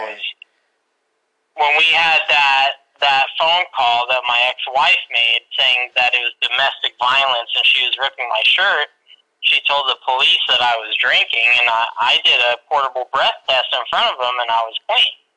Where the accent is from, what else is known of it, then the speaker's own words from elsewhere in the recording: Colorado, United States; moved away as an adult; also born or lived in Albuquerque / Arizona; I'm from Colorado